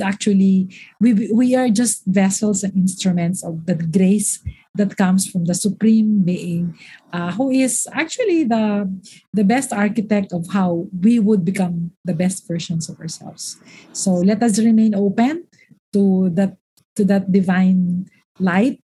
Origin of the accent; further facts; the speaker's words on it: Naga, Bicol Region, Philippines; also born or lived in Albay; I was born in Albay. I grew up in Naga.